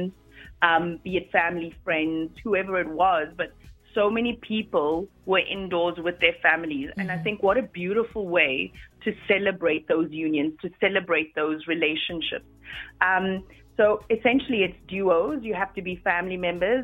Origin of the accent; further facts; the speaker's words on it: Cape Town, Western Cape, South Africa; moved away; my hometown, Cape Town.